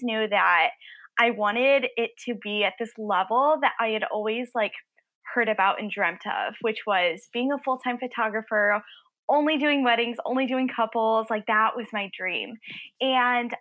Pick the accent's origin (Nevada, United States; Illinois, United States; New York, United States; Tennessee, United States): Illinois, United States; I'm from Illinois